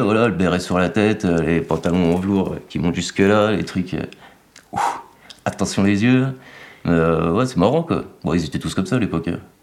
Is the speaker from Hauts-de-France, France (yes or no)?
no; Saint-Vallier, Bourgogne-Franche-Comté, France; also born or lived in Montceau-les-Mines; J'ai grandi à Saint-Vallier, mes parents sont toujours à Saint-Vallier.